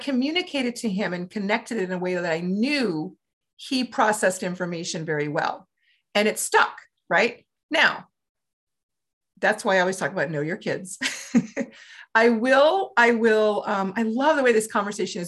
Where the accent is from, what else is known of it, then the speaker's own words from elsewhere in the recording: Louisiana, United States; when I grew up in Louisiana